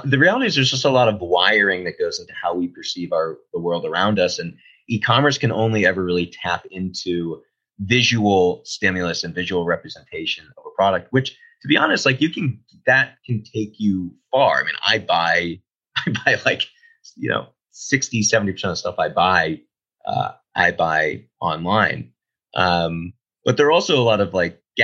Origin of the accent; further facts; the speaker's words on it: Boston, Massachusetts, United States; I'm from Boston